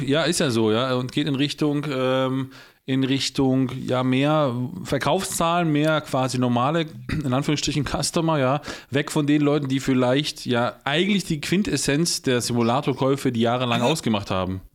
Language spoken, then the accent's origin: German; Poland; ich bin selber Pole